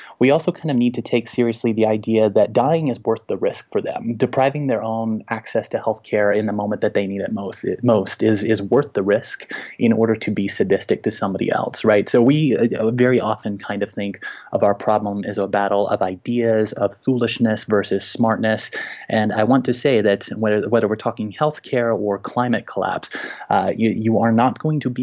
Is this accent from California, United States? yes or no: no; Little Rock, Arkansas, United States; now in Denver, United States; I live in Denver now, and I'm a university teacher, but I grew up in Little Rock, Arkansas